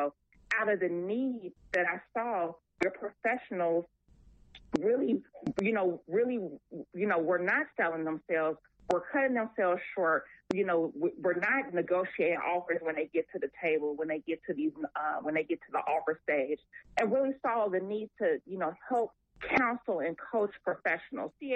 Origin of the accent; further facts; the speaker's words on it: Chicago, Illinois, United States; My family, I'm born and raised in Chicago.